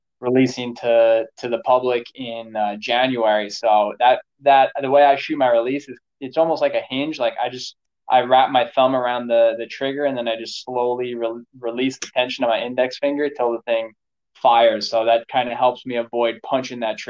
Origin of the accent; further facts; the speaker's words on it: New York, United States; I grew up in New York, and we'd hunt up in the Catskills of upstate New York.